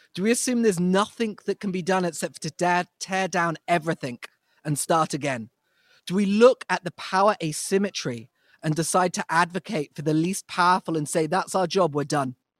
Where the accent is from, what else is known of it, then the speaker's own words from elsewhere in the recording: United States; As American Jews